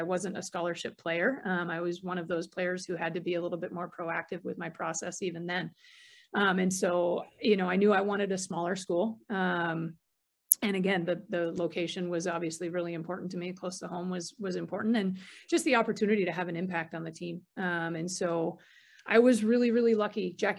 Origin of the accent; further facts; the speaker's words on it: Cape Cod, Massachusetts, United States; Growing up on Cape Cod